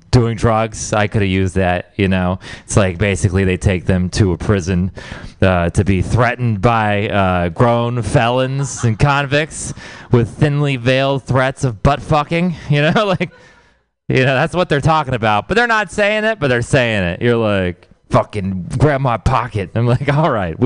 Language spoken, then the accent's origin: English; Houston, Texas, United States; now in San Francisco, United States; I'm from Texas. I'm from Houston, Texas